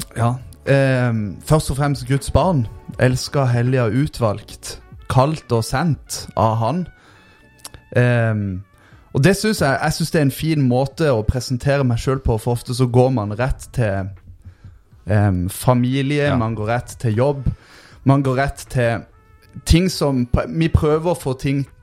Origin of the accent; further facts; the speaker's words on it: Lyngdal, Agder, Norway; jeg vokste opp i Lyngdal